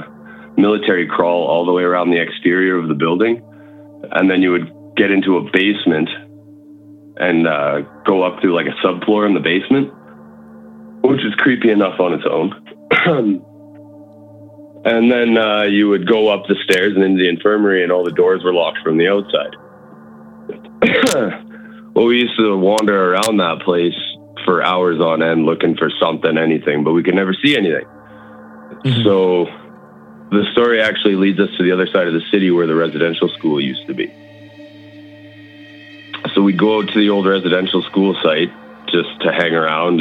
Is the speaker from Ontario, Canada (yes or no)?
no; Manitoba, Canada; also born or lived in Brandon, Manitoba; I'm from Manitoba